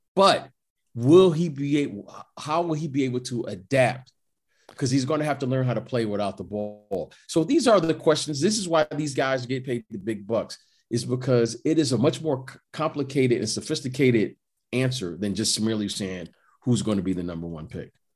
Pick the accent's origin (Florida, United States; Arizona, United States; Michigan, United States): Michigan, United States; Detroit; I'm, I'm from Detroit.